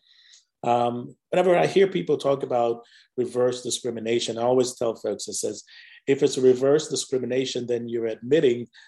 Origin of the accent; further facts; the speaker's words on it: Jamaica; also born or lived in Whiteville, North Carolina; now in United States; I grew up in Jamaica, West Indies.